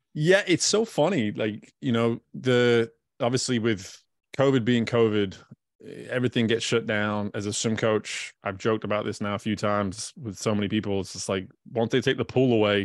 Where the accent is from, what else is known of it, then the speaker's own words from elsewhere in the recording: United Kingdom; now in Baton Rouge, United States; I'm a British person that lives in Louisiana